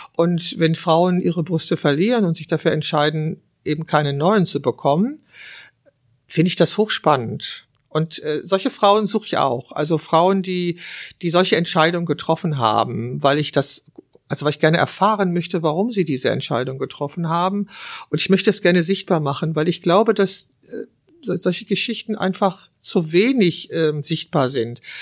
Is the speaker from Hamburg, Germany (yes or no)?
no; Wülfrath, North Rhine-Westphalia, Germany; es ist meine Heimatstadt Wülfrath. Ich habe dort 21 Jahre gelebt und zwar die ersten 21 Jahre meines Lebens